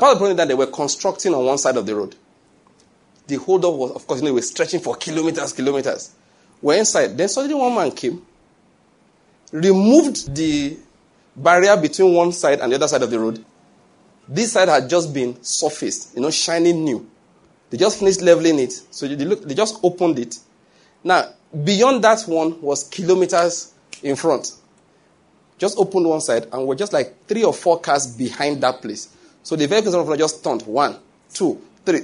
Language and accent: English; Nigeria; I'm Nigerian